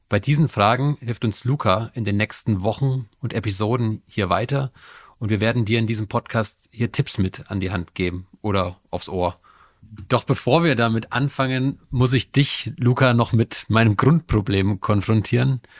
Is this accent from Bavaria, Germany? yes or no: yes; Bavaria, Germany; Ich komme aus Bayern. Da bin ich auch gerade zugeschaltet.